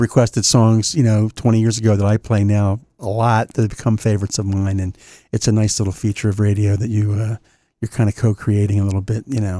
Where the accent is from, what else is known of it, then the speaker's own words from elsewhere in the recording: New Castle County, Delaware, United States; where I grew up in Newcastle County